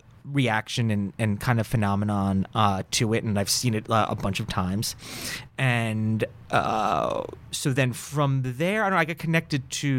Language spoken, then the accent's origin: English; New York, United States; So California was new to me. I came from New York